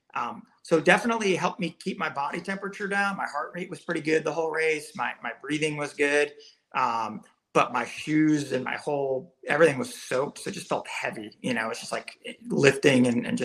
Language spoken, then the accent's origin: English; Massachusetts, United States; I grew up in Massachusetts